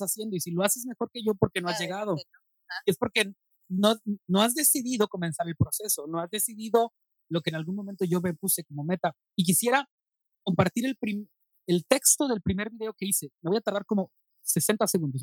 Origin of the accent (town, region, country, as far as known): Monterrey, Nuevo León, Mexico; born or raised there; also born or lived in Nuevo Laredo, Tamaulipas